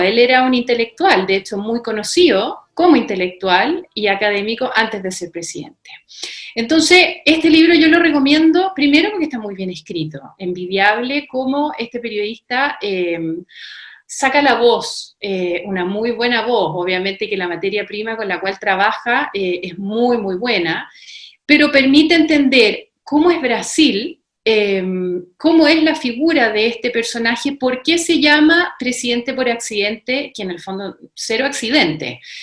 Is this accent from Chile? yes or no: yes; Chile; cómo somos los chilenos